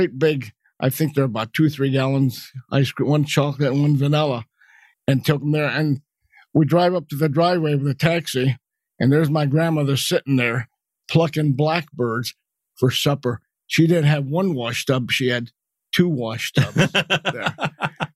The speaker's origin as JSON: {"language": "English", "town": "Yonkers", "region": "New York", "country": "United States", "tie": "born or raised there", "said": "I was born in Yonkers, New York, September 4th, 1930"}